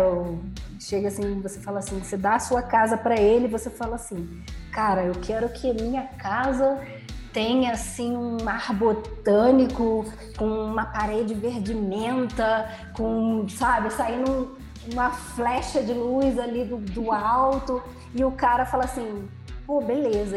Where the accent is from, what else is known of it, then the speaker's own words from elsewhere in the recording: Rio de Janeiro, Brazil; also born or lived in Tijuca, Rio de Janeiro; Eu nasci na Tijuca, eu fui criada na Zona Norte, em Irajá